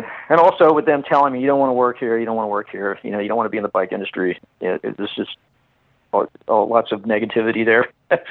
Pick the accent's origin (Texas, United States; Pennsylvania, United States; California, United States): Texas, United States; Fort Worth; moved away; I grew up in Texas and in Fort Worth.